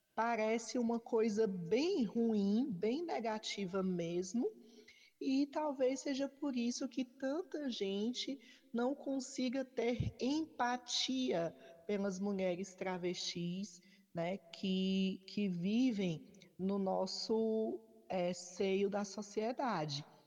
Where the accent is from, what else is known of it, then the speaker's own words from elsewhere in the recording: Fortaleza, Ceará, Brazil; sou travesti, sou de Fortaleza